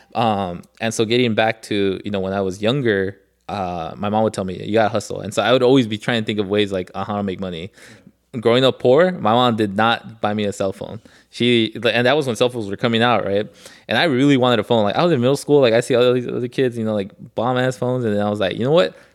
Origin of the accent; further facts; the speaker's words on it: Los Angeles, California, United States; because I grew up in Koreatown.